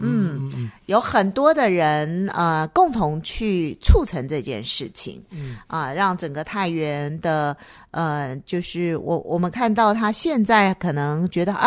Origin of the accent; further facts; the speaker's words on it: Taipei, Taiwan; 因为说实在，我从台北过来，